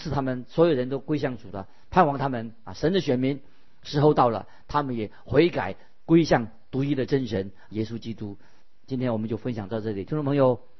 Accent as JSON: {"language": "Chinese", "country": "China", "said": "那么也以印度人就得到福音了，我们中国人也得到福音了。"}